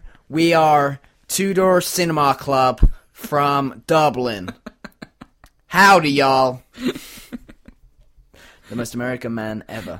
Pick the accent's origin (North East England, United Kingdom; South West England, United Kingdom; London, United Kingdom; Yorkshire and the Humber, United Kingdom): Yorkshire and the Humber, United Kingdom; York; born or raised there